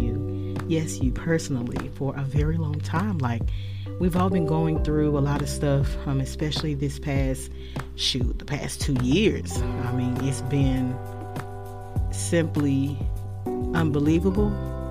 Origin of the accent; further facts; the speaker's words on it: Charlotte, North Carolina, United States; I am originally from Charlotte, North Carolina